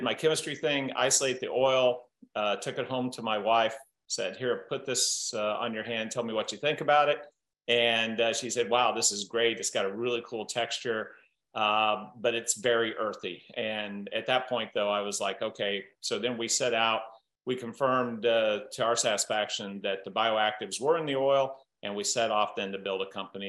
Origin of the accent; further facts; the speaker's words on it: Southern Iowa, United States; growing up in Southern Iowa, I had this entrepreneurial great uncle